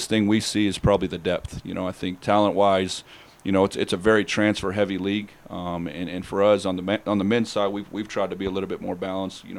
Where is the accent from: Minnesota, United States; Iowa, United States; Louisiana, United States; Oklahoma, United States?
Oklahoma, United States; Oklahoma City; I grew up around the Sooner being in Oklahoma City